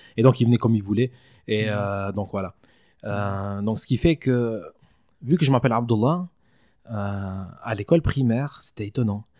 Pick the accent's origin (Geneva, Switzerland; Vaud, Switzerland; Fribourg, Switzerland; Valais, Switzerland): Valais, Switzerland; j'ai grandi en Valais c'est-à-dire j'ai fait toute ma scolarité ici